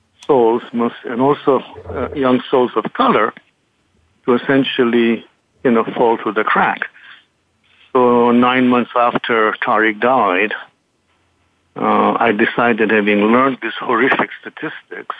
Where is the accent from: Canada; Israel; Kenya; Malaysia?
Kenya; also born or lived in England; now in United States; I was born in Kenya, educated in England, and have Eastern roots